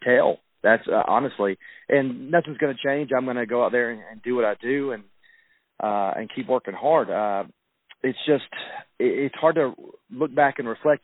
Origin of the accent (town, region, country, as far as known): the South, United States; accent: southern